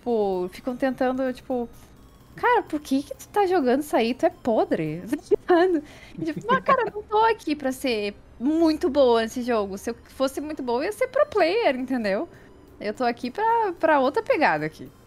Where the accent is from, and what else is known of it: Brazil